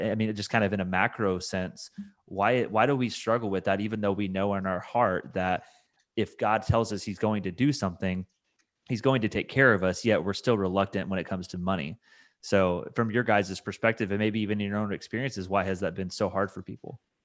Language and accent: English; Indiana, United States; now in Kentucky, United States; I'm from Indiana, so I know the Midwest really well